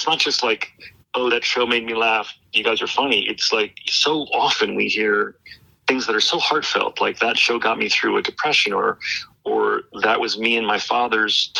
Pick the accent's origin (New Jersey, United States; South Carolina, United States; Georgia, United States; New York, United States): New Jersey, United States; moved away; I'm going back to Jersey